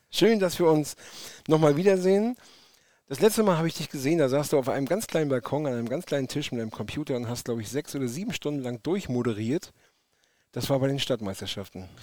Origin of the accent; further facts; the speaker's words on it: Rostock, Mecklenburg-Vorpommern, Germany; Waschechter ja. Rostocker